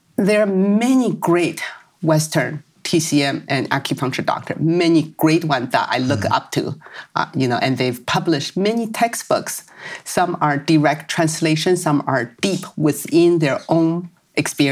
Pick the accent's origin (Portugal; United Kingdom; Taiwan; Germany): Taiwan; moved away; I grew up in Taiwan, where we have many cultures we still follow nowadays